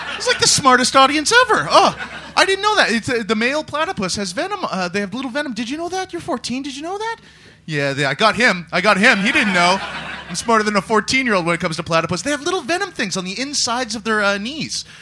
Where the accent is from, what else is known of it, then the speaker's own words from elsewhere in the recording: Canada; now in London, United Kingdom; the foreigners, like myself, I'm Canadian